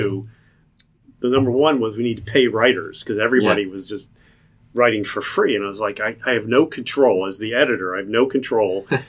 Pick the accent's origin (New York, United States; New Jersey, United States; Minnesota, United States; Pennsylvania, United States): Pennsylvania, United States; Philadelphia; moved away as an adult; also born or lived in Missouri; now in Cincinnati, United States; I grew up in Philadelphia, so I'm a Phillies fan